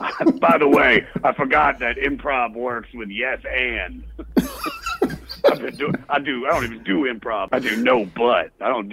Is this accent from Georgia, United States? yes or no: no; Maryland, United States; Well, I'm really from Maryland, but, you know, we all round up. We always go, where are you from? I'm from D.C. What part? Well, really, Montgomery County.